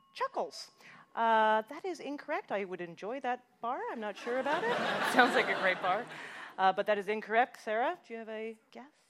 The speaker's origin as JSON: {"language": "English", "country": "Canada", "said": "as a Canadian."}